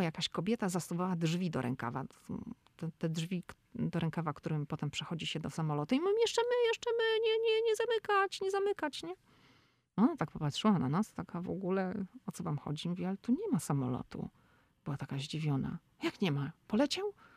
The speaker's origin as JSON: {"language": "Polish", "town": "Szczecin", "region": "West Pomeranian Voivodeship", "country": "Poland", "moved": "yes", "lives_now": "Washington, D.C., United States", "said": "My pochodzimy ze Szczecina"}